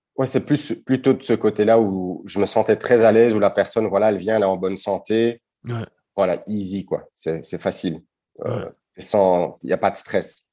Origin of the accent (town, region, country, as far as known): Brussels, Brussels-Capital Region, Belgium; born or raised there; first language Dutch; French is a second language